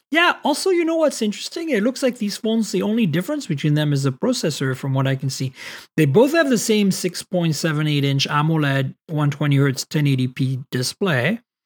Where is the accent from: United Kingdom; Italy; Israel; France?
France; moved away; Growing up in France